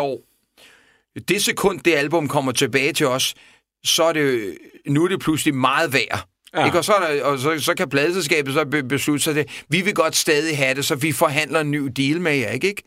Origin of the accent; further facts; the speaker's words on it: Copenhagen, Capital Region of Denmark, Denmark; jeg voksede op i Vestervå Ungdomsgård i en helt anden, helt anden verden